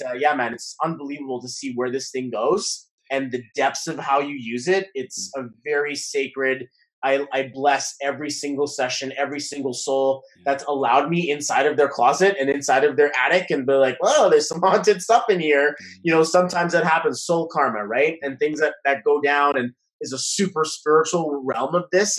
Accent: Canada; we're Canadian

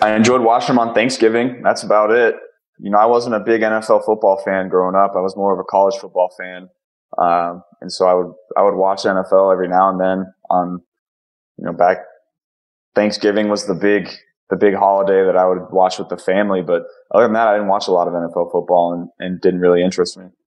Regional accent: Ohio, United States; I'm from Ohio

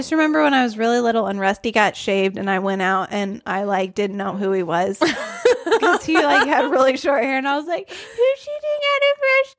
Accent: Northeast Arkansas, United States; accent: Southern; Northeast Arkansas.

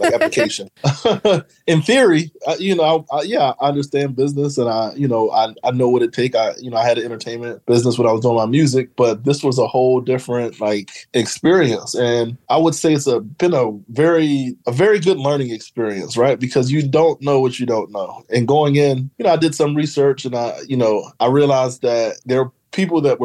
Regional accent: Philadelphia, Pennsylvania, United States; moved away as an adult; also born or lived in Maryland / Washington, D.C. / Los Angeles; So originally, I'm from Philadelphia. So I grew up in West Philly, native of Philadelphia

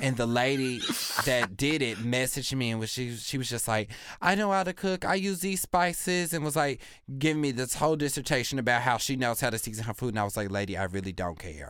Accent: Kansas, United States; I grew up in Kansas

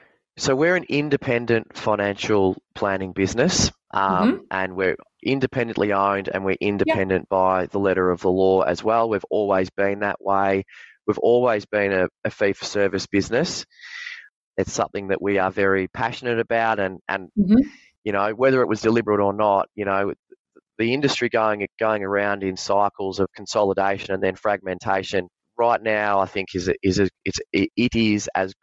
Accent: Victoria, Australia; I grew up down on the Mornington Peninsula, like a lot of young men, very, very sports mad, always had aspirations of being an AFL footballer

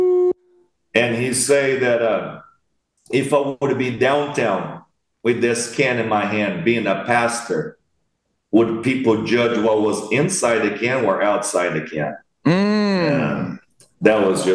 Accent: Brazil; I'm from Brazil

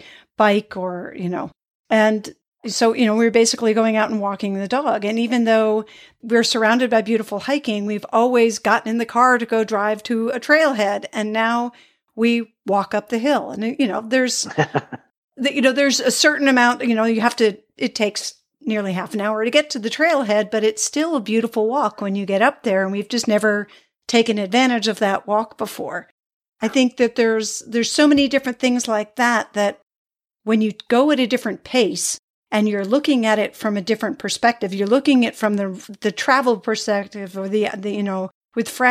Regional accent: New England, United States; growing up in New England

